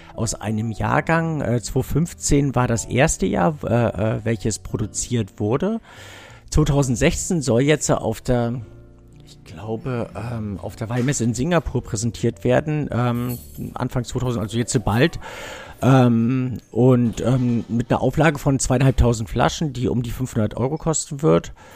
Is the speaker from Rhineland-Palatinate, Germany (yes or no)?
no; Düsseldorf, North Rhine-Westphalia, Germany; born or raised there